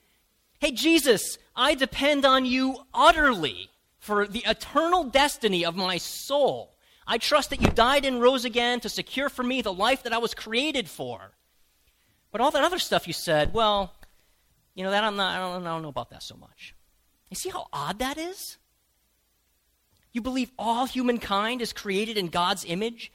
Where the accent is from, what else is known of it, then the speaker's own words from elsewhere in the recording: United States; as American Christians